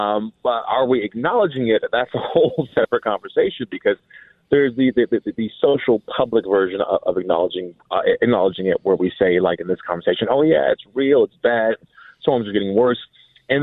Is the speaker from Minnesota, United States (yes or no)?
yes; Minnesota, United States; And we're from the Twin Cities. You know what I mean? It's like we knew how to drive in bad weather.